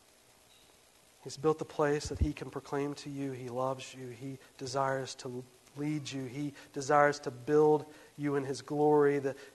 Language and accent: English; West Virginia, United States; I'm from West Virginia